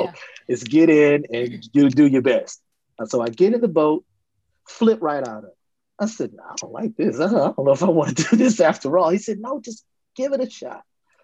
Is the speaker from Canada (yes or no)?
no; Puerto Rico; now in United States; You know, well, I came from Puerto Rico. That's where I moved from.